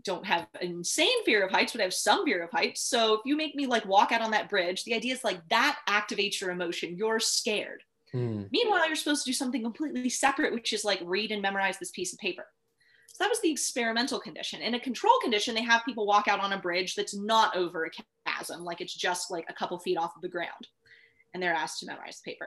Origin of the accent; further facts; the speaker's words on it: Tucson, Arizona, United States; now in Sedona, United States; I grew up in Tucson